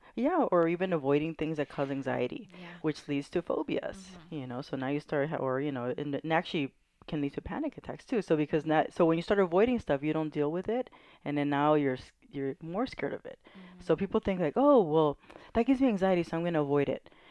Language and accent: English; Carson, California, United States; now in San Pedro, United States; I grew up in Carson.